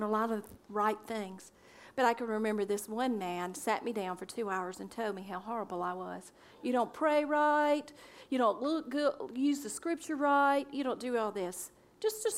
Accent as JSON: {"language": "English", "town": "Pinson", "region": "Alabama", "country": "United States", "also_born_or_lived": "Brighton, England", "said": "I'm from Pinson, Alabama, on a farm with the cows and the chickens and the goats and the pigs."}